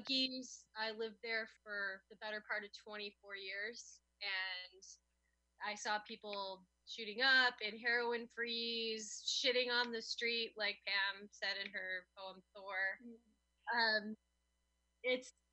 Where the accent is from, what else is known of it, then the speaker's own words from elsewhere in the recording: Chicago, Illinois, United States; also born or lived in San Francisco; we're from Chicago